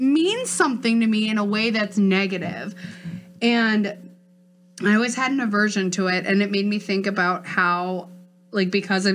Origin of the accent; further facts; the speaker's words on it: Northfield, United States; I grew up in Northfield. It's like, there wasn't that much diversity there.